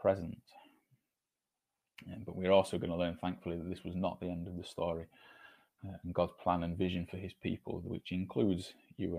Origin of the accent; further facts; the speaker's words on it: United Kingdom; as British people, it feels somehow built into our mentality